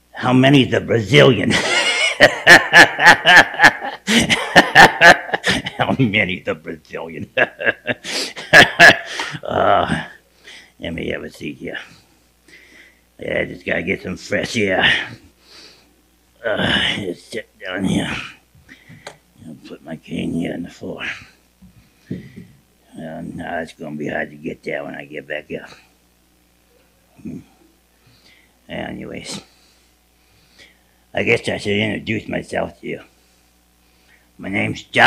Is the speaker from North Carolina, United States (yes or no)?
yes; Charlotte, North Carolina, United States; I was born in Charlotte, North Carolina